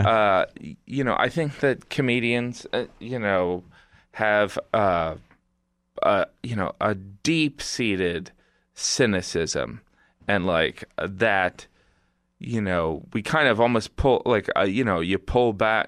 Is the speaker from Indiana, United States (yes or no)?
yes; Indiana, United States; moved away; from Indiana